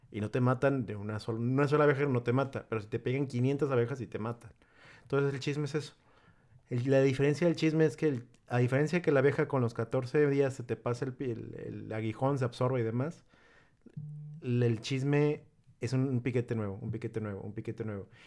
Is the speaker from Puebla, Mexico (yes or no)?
no; Tepic, Nayarit, Mexico; Es que sí somos la gente de Tepic.